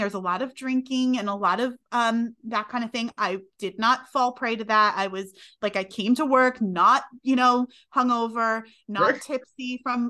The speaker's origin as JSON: {"language": "English", "region": "New York", "country": "United States", "also_born_or_lived": "Connecticut", "moved": "as an adult", "said": "We're from New York originally"}